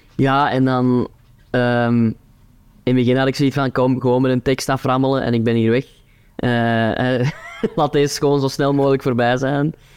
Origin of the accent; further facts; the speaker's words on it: Turnhout, Flanders, Belgium; accent: Kempen dialect; Antwerp accent; ik ben van Turnhout